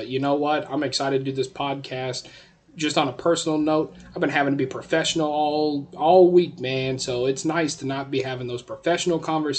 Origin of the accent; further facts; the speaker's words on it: Texas, United States; our home state of Texas. I'm just going to say I love the state of Texas. We love all the other states, but man, I love my home state of Texas.